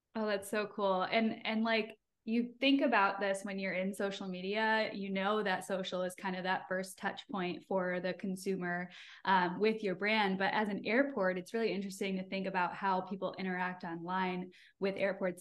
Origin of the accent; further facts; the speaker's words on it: Michigan, United States; now in Tampa, United States; I'm from Michigan, so I say pop